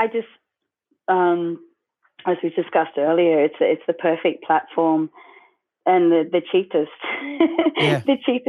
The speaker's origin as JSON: {"language": "English", "country": "Australia", "said": "I mean, you know, we're Aussie, and our roots are totally, you know, rock and roll all the way."}